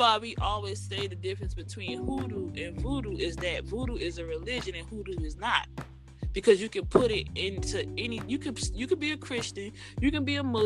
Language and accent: English; Gullah Geechee, the South, United States; accent: Gullah Geechee; I have the accent once we go into this conversation, but because I grew up down here, I was always told that my accent was improper